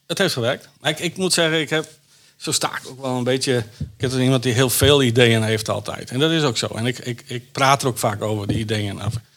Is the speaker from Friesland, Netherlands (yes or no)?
yes; Wijtgaard, Friesland, Netherlands; moved away; also born or lived in Jakarta; Ik kom uit Wijdgaard, een dorpje, maar Grauw is er vlakbij.